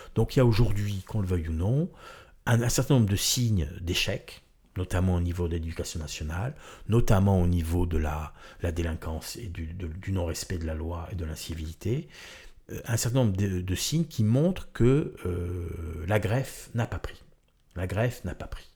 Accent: Marseille, Provence-Alpes-Côte d'Azur, France; moved away; also born or lived in Corsica; je suis né à Marseille

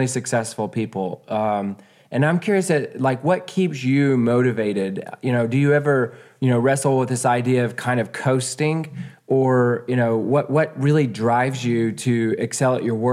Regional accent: Nazareth, Texas, United States; born and raised in Nazareth

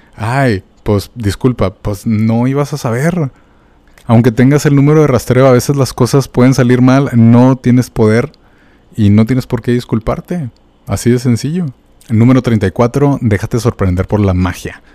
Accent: Mexico; como mexicanos

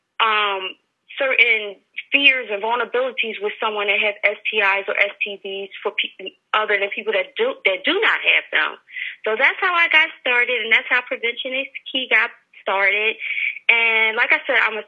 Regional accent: Philadelphia, Pennsylvania, United States; I'm from Philadelphia

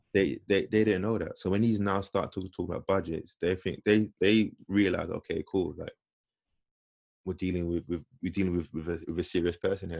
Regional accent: London, United Kingdom; being black and growing up in growing up in London

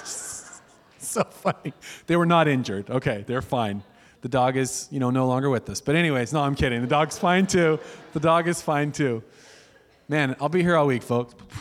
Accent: Medford, Oregon, United States; moved away as an adult; now in Eugene, United States; we're not from here. We're from Medford.

